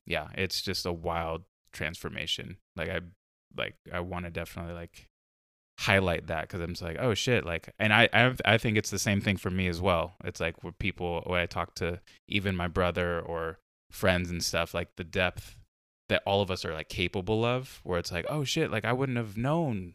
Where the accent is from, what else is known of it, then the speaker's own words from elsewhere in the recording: Carlsbad, California, United States; now in Portland, United States; me and my brother growing up in Carlsbad